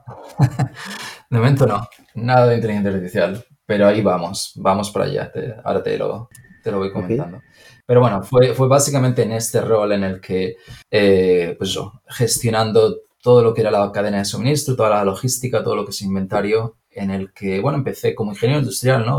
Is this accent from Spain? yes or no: yes; Spain; moved away as an adult; also born or lived in Madrid / Chicago; now in United States; yo obviamente por el acento ya lo puedes, decir y, porque ya hemos hablado, pero soy, soy de España